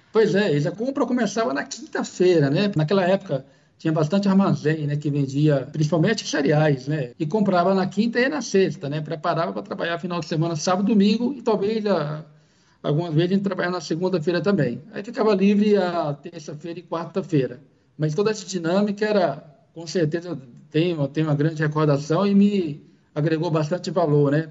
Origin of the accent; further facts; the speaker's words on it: Bahia, Brazil; moved away as an adult; now in São Paulo, Brazil; eu sou natural aí da, da Bahia, sou baiano.